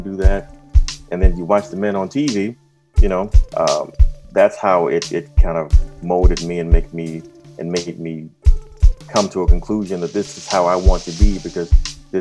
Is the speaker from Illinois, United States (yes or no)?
yes; Chicago, Illinois, United States; moved away as an adult; also born or lived in Los Angeles; now in Florida, United States; We grew up in Inglewood, right off of 63rd and Racine